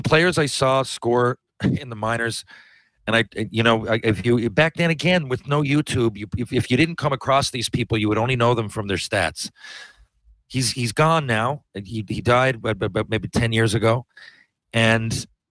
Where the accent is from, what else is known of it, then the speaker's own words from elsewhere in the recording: Atlantic Canada, Canada; I'm from Atlantic Canada